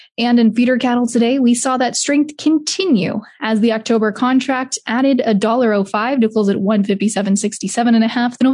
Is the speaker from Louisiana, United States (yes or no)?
no; Iowa, United States; I'm from Iowa